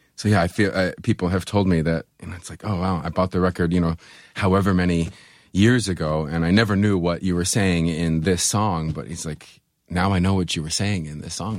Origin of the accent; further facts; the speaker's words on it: Buffalo, New York, United States; I'm from Buffalo. I have black snow running through my veins